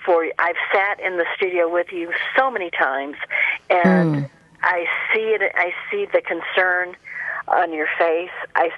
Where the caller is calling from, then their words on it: Colorado, United States; I'm calling from Colorado.